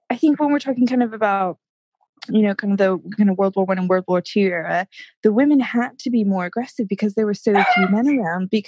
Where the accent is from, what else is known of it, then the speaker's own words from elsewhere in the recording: United States; moved away as an adult; now in United Kingdom; I know, I know that long, right? Um, and my accent, I go, I do quote go quite English because I've been over here for so long. But then as soon as I speak to an American, I do go more